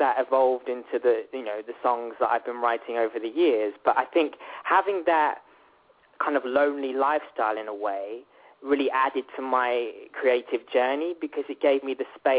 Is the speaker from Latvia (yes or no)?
no; Worthing, South East England, United Kingdom; I grew up in United Kingdom in a town called Worthing, which is very much on the south coast